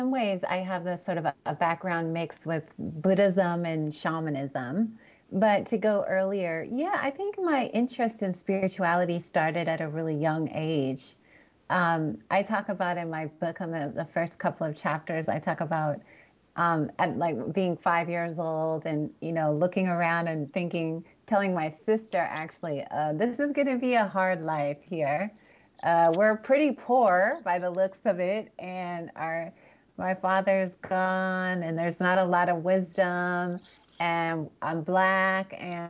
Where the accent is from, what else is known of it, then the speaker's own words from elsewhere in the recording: California, United States; also born or lived in Los Angeles; I grew up really between Northern and Southern California. I was born in Los Angeles.